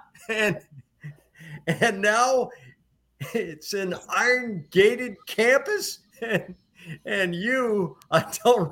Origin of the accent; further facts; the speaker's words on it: New Hampshire, United States; a kid growing up in New Hampshire